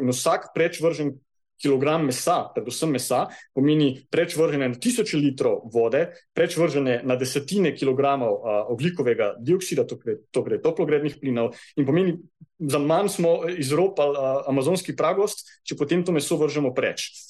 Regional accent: Kranjska Gora, Upper Carniola, Slovenia; Jaz prihajam iz Kranske gore

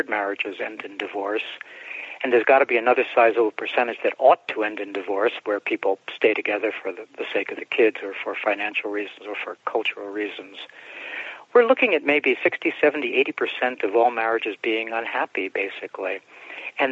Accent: New York City, New York, United States; also born or lived in Bronx; my mom and I moved out to Brooklyn from the Bronx when I was about five or so

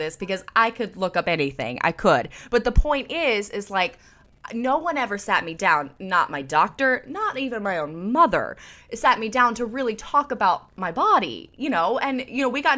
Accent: the South, United States; I grew up in the South

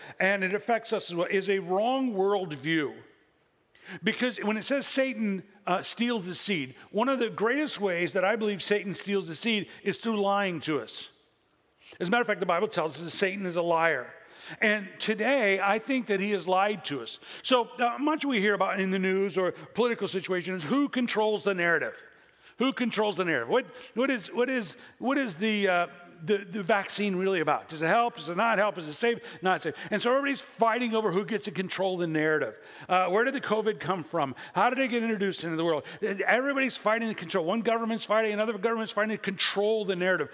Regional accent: Illinois, United States; now in Central Valley, California, United States; I come from the Midwest and Illinois.

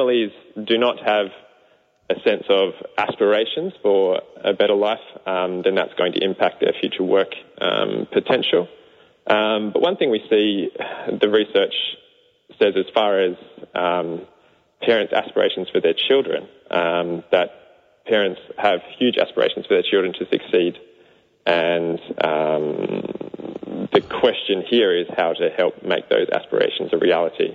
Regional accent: Australia; moved away as an adult; now in New Zealand; I'm an Aussie.

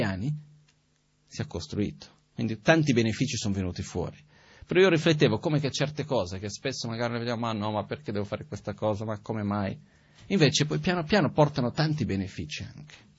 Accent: Brazil; now in Italy; io sono nato in Brasile, di una famiglia metà ebrea, metà presbiteriana

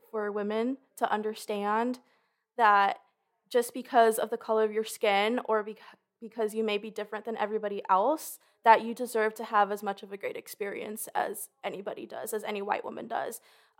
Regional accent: Los Angeles, California, United States; I'm from Los Angeles, California. I'm a junior.

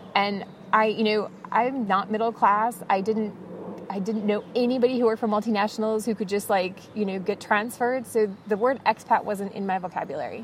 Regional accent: United States; moved away as an adult; now in Cologne, Germany; as an American

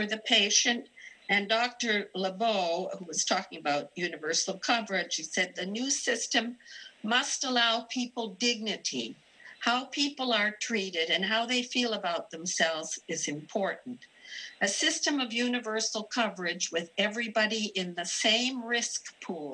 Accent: Canada; now in Kentucky, United States; I'm originally Canadian.

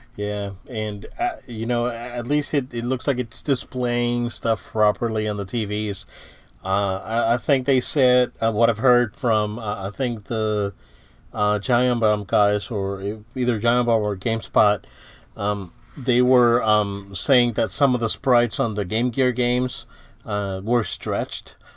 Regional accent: Central Florida, United States; we're from the Central Florida area

